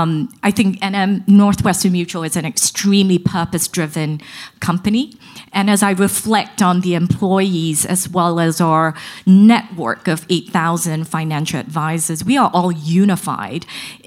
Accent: Singapore; now in New York, United States; I was a kid growing up in Singapore, a long way away from here. I have been in the New York area since 1999 and have no plans to move

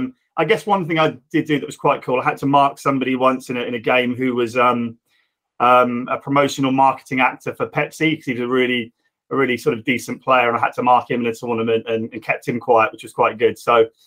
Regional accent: Reading, South East England, United Kingdom; I'm Reading born and bred and still here, sadly. So I'm from the area and still work

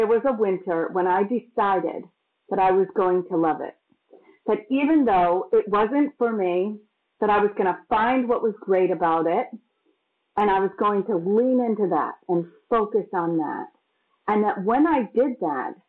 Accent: Massachusetts, United States; moved away; also born or lived in New York; I grew up in Massachusetts, which is quite cold

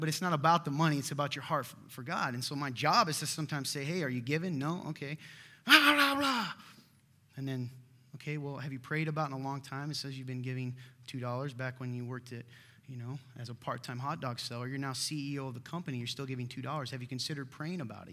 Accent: Nappanee, Indiana, United States; I'm from Napan, Indiana. I live there

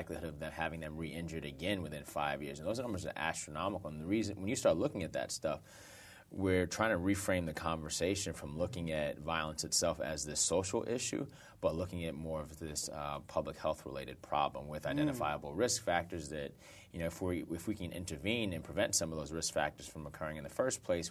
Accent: New York City, New York, United States; I grew up in Brooklyn

